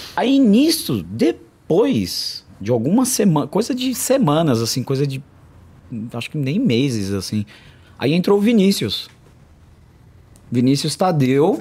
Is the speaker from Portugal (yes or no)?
no; São Paulo, Brazil; Eu vim da, da quebrada, nasci na periferia mesmo.